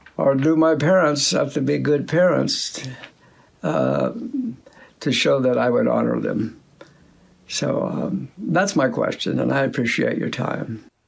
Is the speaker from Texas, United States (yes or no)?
no; Southern California, United States; I was born and raised in Southern California.